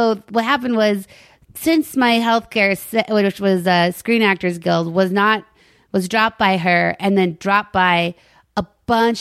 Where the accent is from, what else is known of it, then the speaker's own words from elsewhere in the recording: Longmont, Colorado, United States; moved away; also born or lived in Chicago / New York; I was born and raised in Longmont, Colorado